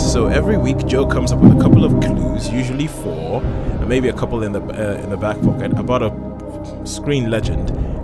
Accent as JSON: {"language": "English", "country": "Nigeria", "tie": "born or raised there", "moved": "yes", "said": "I grew up in Nigeria"}